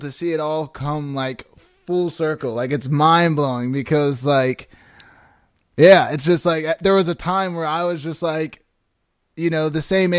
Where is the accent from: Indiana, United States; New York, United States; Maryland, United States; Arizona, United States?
Arizona, United States; I'm from Arizona too, but I went to NAU